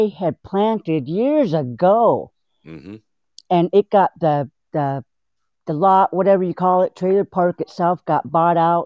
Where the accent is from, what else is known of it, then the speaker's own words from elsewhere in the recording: Alaska, United States; I'm from Alaska